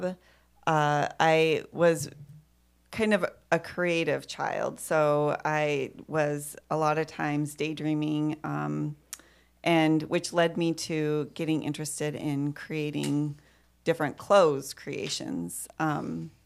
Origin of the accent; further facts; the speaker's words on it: Montana, United States; I'm from Montana. That's where I grew up. Just small rural town.